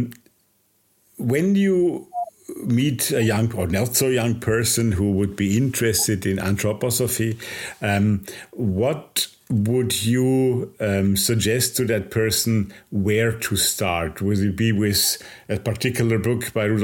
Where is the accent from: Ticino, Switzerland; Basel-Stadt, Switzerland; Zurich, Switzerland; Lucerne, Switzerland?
Basel-Stadt, Switzerland; Basel; I was born in Basel, which is about 10 kilometers apart.